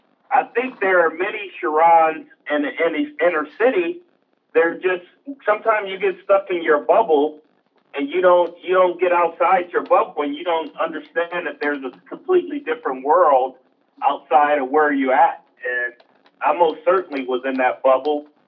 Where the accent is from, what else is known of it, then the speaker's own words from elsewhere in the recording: Los Angeles, California, United States; also born or lived in Long Beach, California; It's called now South LA, but those who grew up and was raised in that area, we still call it South Central